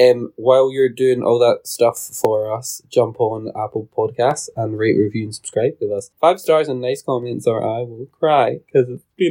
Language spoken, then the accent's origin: English; United Kingdom; No, we're too British. We just like raise an eyebrow and go, we're late.